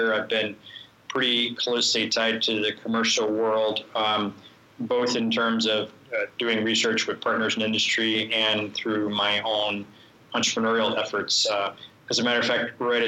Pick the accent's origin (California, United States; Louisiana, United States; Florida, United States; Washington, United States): Florida, United States; also born or lived in Boston; now in Illinois, United States; I grew up in Florida. I went to school in Boston.